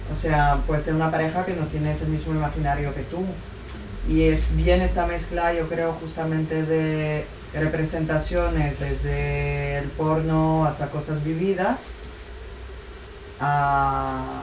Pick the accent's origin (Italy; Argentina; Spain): Italy; Spanish is a second language; porque somos italianas y nuestro...